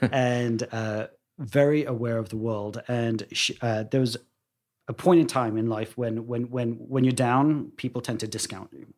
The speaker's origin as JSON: {"language": "English", "region": "London", "country": "United Kingdom", "tie": "born or raised there", "moved": "yes", "lives_now": "United States", "said": "I was this boy born and raised in Wembley"}